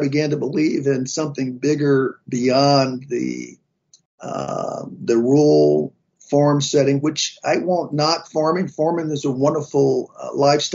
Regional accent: North Carolina, United States; Growing up in North Carolina, very strong farming community, tobacco farmers, cotton farmers. And my folks, 9 brothers and sisters, lived not too far from Raleigh, North Carolina

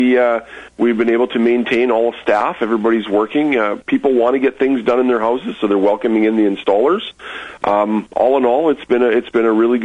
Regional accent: Moose Jaw, Saskatchewan, Canada; Raised here. Moved back. The family's been here for years, but I actually was born when my dad had been transferred for a short time. But I've been here since I was two

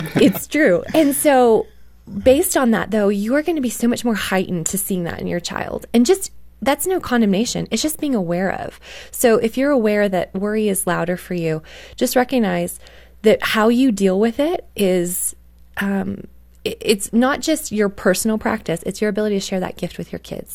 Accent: Canada; I grew up in Canada

